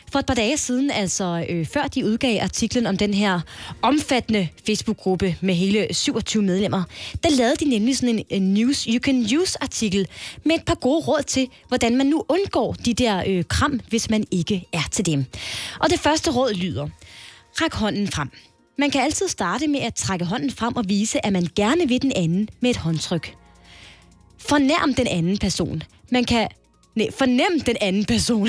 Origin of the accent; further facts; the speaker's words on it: Jutland, Denmark; jeg er jyde